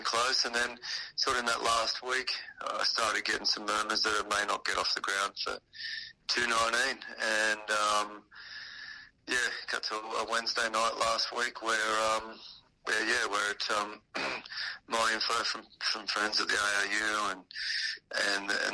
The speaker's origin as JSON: {"language": "English", "town": "South West Rocks", "region": "New South Wales", "country": "Australia", "tie": "born or raised there", "said": "I'm from South West Rocks. I know the thriving metropolis of Kempsey would like to claim me, but I'm a South West Rocks boy through and through"}